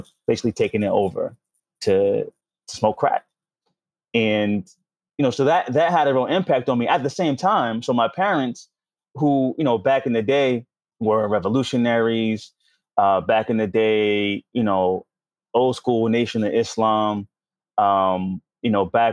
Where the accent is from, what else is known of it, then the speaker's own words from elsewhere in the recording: New York City, New York, United States; moved away as an adult; also born or lived in Washington, D.C.; I grew up in Harlem during the crack era